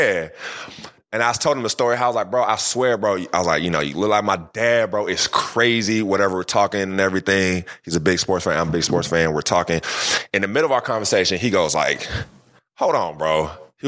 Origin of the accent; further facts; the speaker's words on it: California, United States; also born or lived in Philadelphia, Pennsylvania; I was raised in Cali. I was, you know, born in Philly, but raised out here in Cali